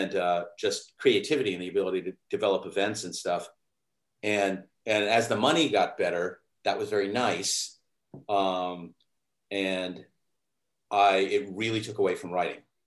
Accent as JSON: {"language": "English", "region": "New England", "country": "United States", "tie": "born or raised there", "also_born_or_lived": "Sleepy Hollow, New York", "moved": "yes", "lives_now": "New York, United States", "said": "I grew up in New England, um, even though I was born in New York."}